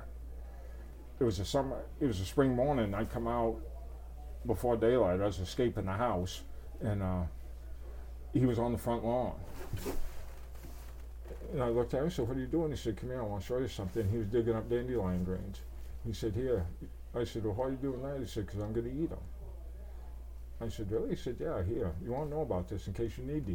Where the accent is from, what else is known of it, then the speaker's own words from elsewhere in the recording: Maine, United States; moved away as an adult; also born or lived in Idaho / Montana / Wyoming; as a kid growing up in Maine